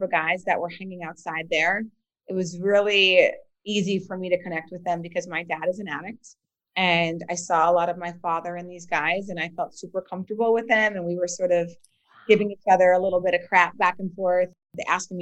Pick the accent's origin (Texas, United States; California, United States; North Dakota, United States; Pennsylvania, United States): North Dakota, United States; Bismarck; moved away as an adult; also born or lived in Philadelphia; now in Washington, D.C., United States; I grew up in Bismarck, North Dakota